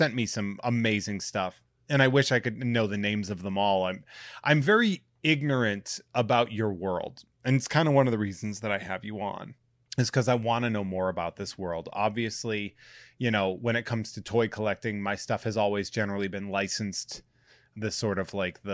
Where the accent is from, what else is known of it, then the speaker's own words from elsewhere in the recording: New England, United States; I'm from New England